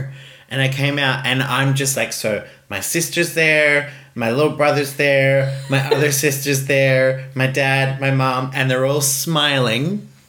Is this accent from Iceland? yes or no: yes; Iceland; No, I grew up in Gardaway. We owned the radio station.